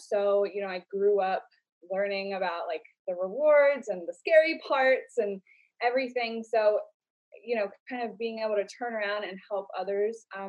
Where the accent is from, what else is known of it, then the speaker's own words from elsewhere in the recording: Baltimore County, Maryland, United States; I'm from Baltimore County.